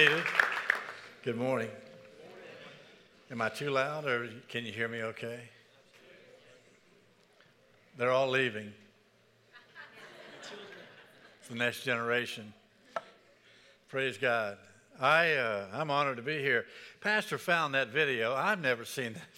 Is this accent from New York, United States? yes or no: no; Pensacola, Florida, United States; moved away; also born or lived in Birmingham; I grew up in Pensacola, Florida